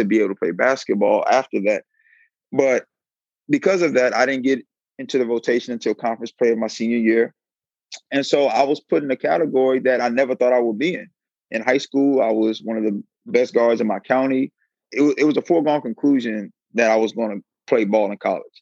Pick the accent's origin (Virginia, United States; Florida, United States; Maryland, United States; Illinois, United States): Maryland, United States; Silver Spring; moved away as an adult; also born or lived in Riverside, California; I'm from Silver Spring, Maryland. Went to Good Counsel High School, Blake High School